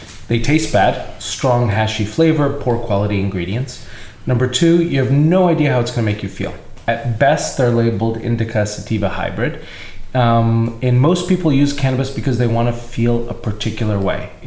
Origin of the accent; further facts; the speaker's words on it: East Brunswick, New Jersey, United States; I'm originally a New Jersey boy. I grew up here in East Brunswick